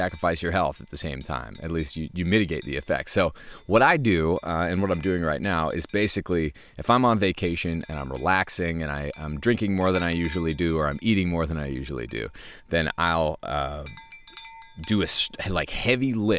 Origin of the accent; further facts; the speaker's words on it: New Hampshire, United States; moved away; our place where I grew up in New Hampshire